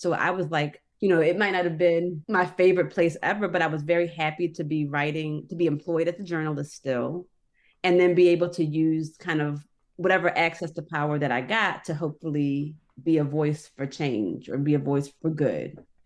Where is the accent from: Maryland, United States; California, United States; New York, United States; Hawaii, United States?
Maryland, United States; Annapolis; I'm from Annapolis